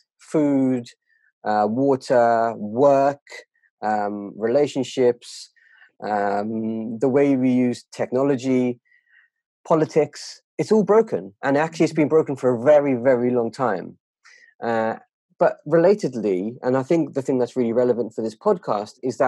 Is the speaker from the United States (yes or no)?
no; United Kingdom; as a British Asian, that culture is incredibly fierce